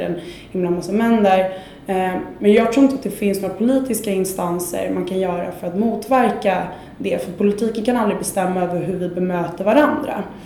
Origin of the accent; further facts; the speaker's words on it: Sweden; vi är ju lite jante i Sverige